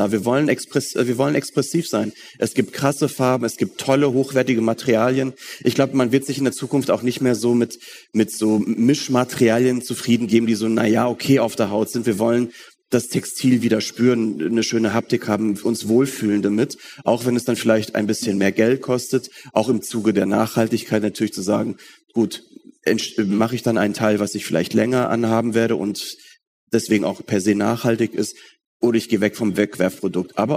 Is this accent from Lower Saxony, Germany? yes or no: no; North Rhine-Westphalia, Germany; Ich bin im Ruhrgebiet aufgewachsen, ähm, deswegen war ich auch früher oft in Köln